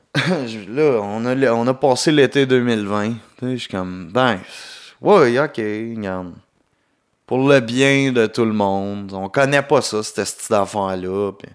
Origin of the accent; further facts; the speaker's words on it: Quebec, Canada; accent: Québécois; mon accent québécois